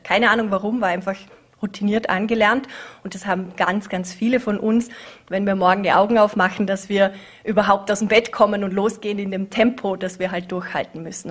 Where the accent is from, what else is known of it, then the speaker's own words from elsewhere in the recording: Vorarlberg, Austria; also born or lived in Vienna / Scotland; meine Jugend hier in Vorarlberg